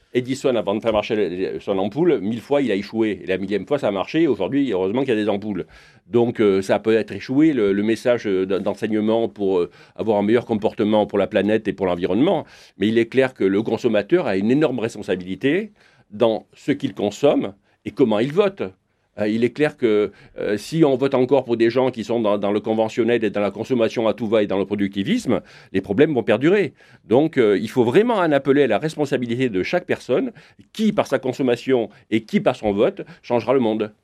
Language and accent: French; France; chez moi, en France